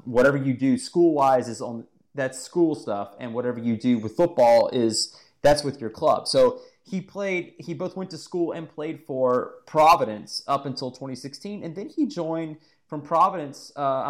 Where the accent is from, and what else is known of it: Amberg, Bavaria, Germany; born or raised there; now in Charleston, United States